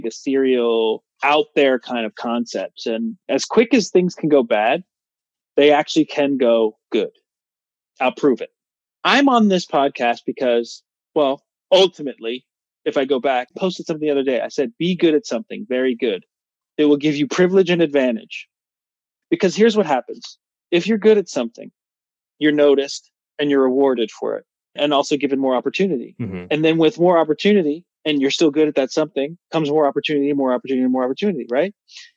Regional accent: New Jersey, United States; I'm a kid from New Jersey, and I say this as a kid from New Jersey because my dad lived in Las Vegas

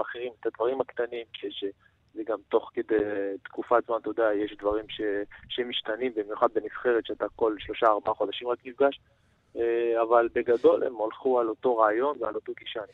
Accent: Israel

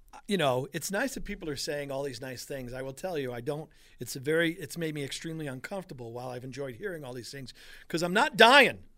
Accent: Long Island, New York, United States; moved away as an adult; also born or lived in Brooklyn / Buffalo; now in Western New York, United States; I was born in Brooklyn, raised on Long Island

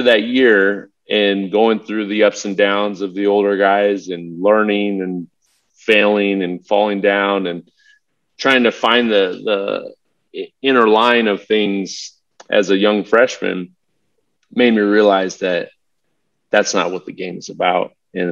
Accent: Southern California, United States; I grew up in Southern California. I had every race, background, cultural lived on my block when I grew up

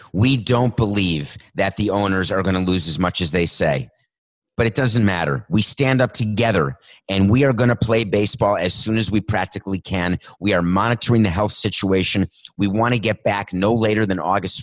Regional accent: New York, United States; It's only 1980s when I was growing up in New York

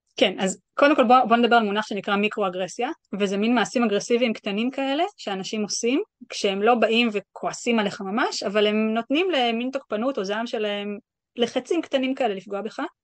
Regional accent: Israel; moved away as an adult; also born or lived in New York; now in London, United Kingdom; אני ישראלי

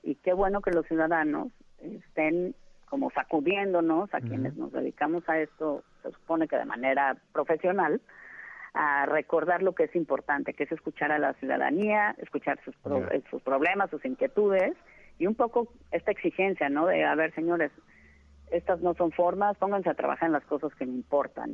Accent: Mexico; lo que soy, una mexicana

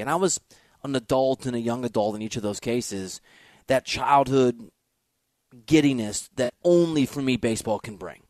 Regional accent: Midwest, United States; also born or lived in St. Louis, Missouri; I'm from the Midwest.

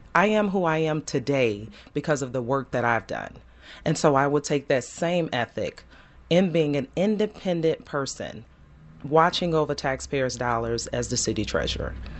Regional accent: Chicago, Illinois, United States; born and raised in Chicago

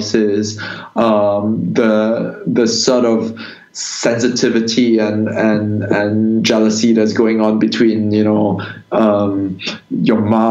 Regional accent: Singapore; when I was growing up in Singapore in the 90s

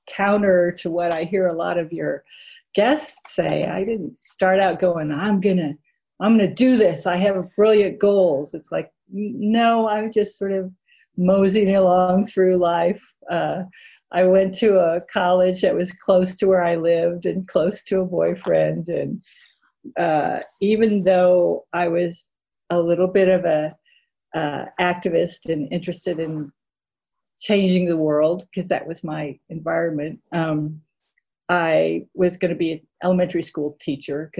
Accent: Texas, United States; I grew up in Texas

